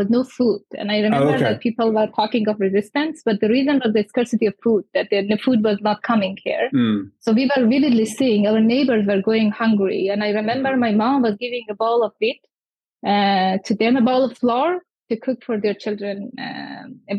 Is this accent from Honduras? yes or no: no; Iran; moved away; also born or lived in Bamiyan, Afghanistan / Kabul, Afghanistan / Canada; growing up in Iran as a young refugee